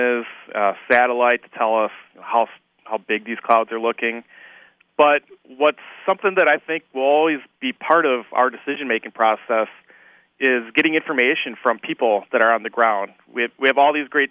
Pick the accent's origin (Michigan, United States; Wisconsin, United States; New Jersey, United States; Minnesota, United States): Wisconsin, United States; Fond du Lac; I grew up in Fond du Lac, so I witnessed the Oakfield tornado back in 1996